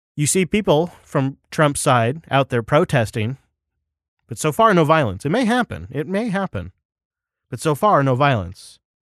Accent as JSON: {"language": "English", "region": "Washington", "country": "United States", "tie": "born or raised there", "said": "My home state of Washington"}